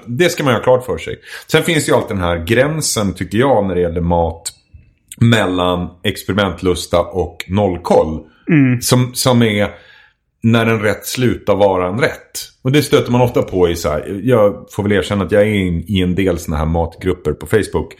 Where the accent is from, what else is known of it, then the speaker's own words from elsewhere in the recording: Edsbyn, Gävleborg County, Sweden; moved away; jag kommer ifrån Edsbyn ursprungligen